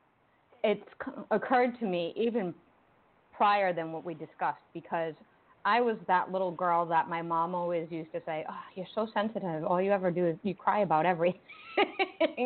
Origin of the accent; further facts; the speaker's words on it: Rhode Island, United States; I grew up in Rhode Island